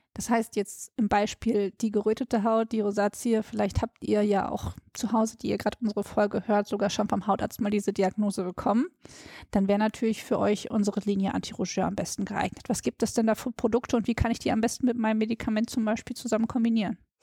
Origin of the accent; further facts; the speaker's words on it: Ruhr area, North Rhine-Westphalia, Germany; ich komme ja aus dem Ruhrpott